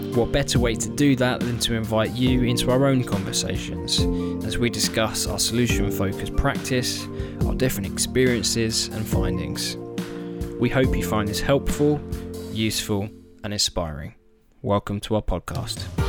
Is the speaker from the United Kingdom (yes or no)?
yes; United Kingdom; we're British